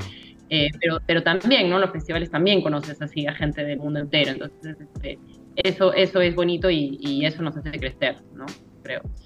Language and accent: Spanish; Peru; also born or lived in Europe; decidí volver a Perú